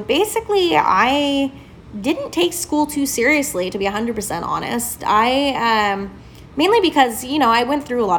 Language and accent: English; Southern California, United States; moved away as an adult; also born or lived in Avon, Indiana; now in Indiana, United States; I was born and raised in Southern California